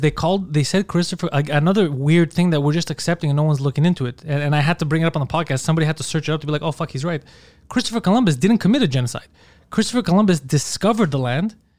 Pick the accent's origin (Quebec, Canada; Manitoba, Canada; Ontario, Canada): Quebec, Canada; Montreal; I'm from Park X.